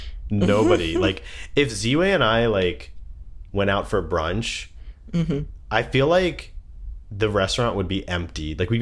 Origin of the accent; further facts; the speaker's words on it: New Jersey, United States; I am from New Jersey.